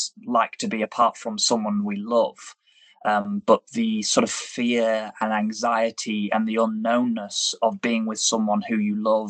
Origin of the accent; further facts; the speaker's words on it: United Kingdom; being British and having a brother who serves in the British Army